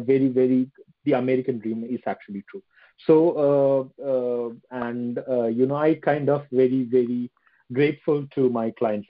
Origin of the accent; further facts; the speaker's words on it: India; now in London, United Kingdom; I'm based in London. Right. But apparently I'm an Indian.